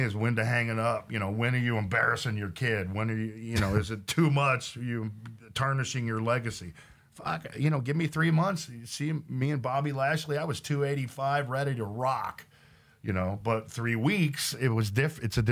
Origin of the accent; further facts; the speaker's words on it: Oklahoma, United States; also born or lived in Los Angeles / San Diego; now in Texas, United States; I grew up in Oklahoma